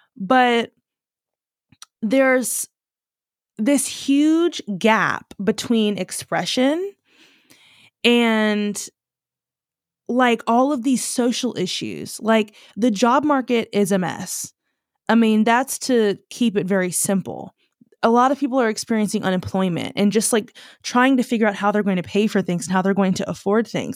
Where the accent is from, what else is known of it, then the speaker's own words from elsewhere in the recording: United States; growing up as an American